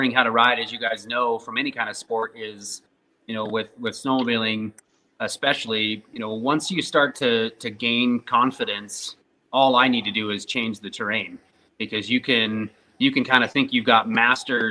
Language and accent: English; Wyoming, United States; I was born in Wyoming. I live in Wyoming